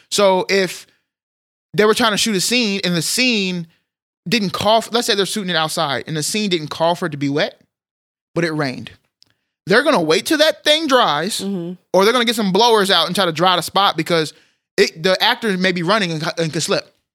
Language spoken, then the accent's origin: English; Texas, United States; as a Texan